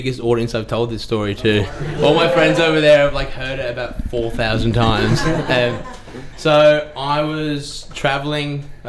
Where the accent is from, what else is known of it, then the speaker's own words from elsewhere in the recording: Ireland; Like, I grew up with Irish people, but I was like, that's just me. I'm just like that. Like, I'm just Irish.